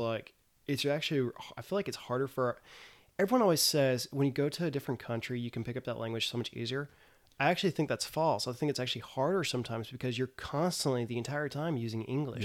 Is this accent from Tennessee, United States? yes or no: yes; Tennessee, United States; moved away as an adult; now in South Korea; I'm actually from Tennessee